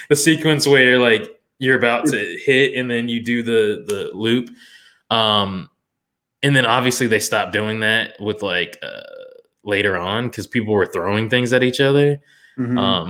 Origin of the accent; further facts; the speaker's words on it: Orlando, Florida, United States; growing up in Florida